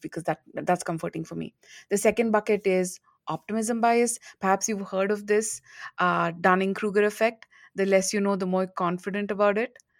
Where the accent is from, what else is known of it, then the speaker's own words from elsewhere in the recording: India; moved away as an adult; also born or lived in United States; now in Singapore; I'm from India